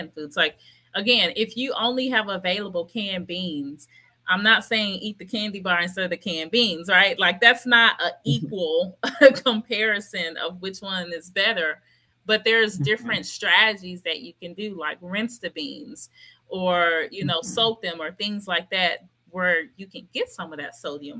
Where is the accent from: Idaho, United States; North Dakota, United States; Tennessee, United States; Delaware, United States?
Tennessee, United States; Memphis; I'm originally from Memphis, Tennessee. I grew up with grandmother cooking the greens